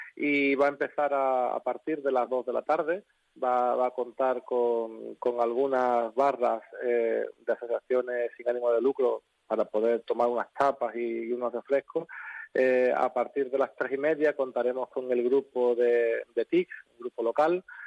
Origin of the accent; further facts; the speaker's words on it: Andalusia, Spain; un poquito de nuestra cultura, un poquito de Andalucía